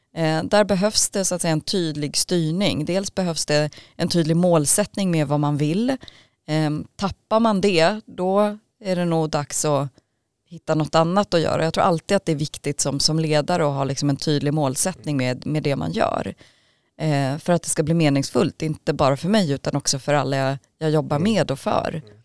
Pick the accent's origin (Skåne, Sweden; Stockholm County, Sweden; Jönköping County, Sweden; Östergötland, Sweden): Stockholm County, Sweden; Vallentuna; kom till Sverige som fyraåring med min familj och vi fick då komma till Vallentuna och blev placerade där och så småningom så, så växte vi upp